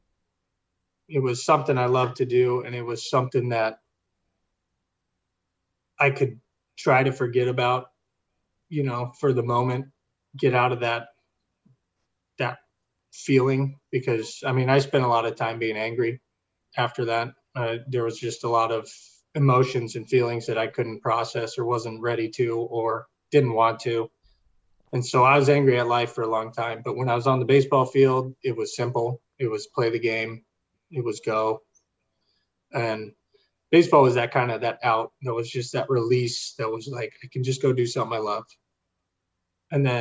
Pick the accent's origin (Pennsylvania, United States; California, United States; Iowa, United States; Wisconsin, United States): California, United States; Sacramento; I come from Northern California, Sacramento, the valley